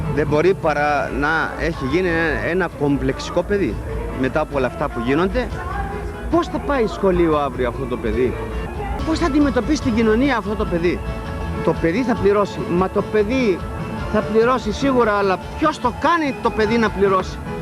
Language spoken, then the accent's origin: Greek; Nikaia, Attica, Greece; also born or lived in Lemonadika, Piraeus; Εγώ είμαι από την κοκκινιά και έχω μεγαλώσει με στα λεμονάδικα.